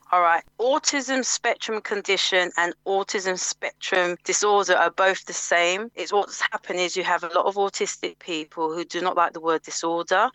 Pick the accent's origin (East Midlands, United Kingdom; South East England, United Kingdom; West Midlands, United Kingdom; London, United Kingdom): London, United Kingdom; Mitcham; I grew up in Mitcham